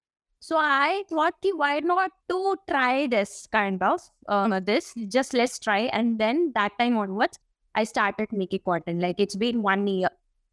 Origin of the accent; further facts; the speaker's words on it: Delhi, India; From Delhi, yeah.